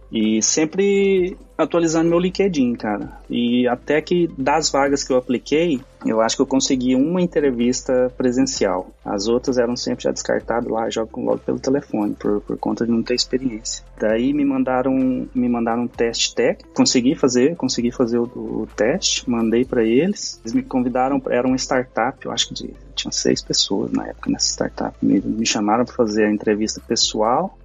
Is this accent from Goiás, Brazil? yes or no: yes; Nerópolis, Goiás, Brazil; moved away as an adult; also born or lived in London, United Kingdom; now in England, United Kingdom; eu sou de uma cidade chamada Nerópolis, fica em Goiás, a mais ou menos trinta quilômetros de, de Goiânia. Cresci e vivi a minha vida, uau, metade da minha vida toda lá nessa cidade